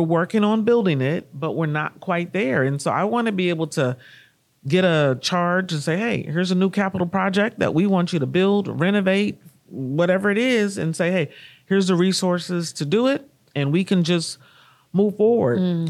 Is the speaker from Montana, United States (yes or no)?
no; Kansas City, Missouri, United States; moved away as an adult; also born or lived in Washington, D.C.; my hometown of Kansas City, Missouri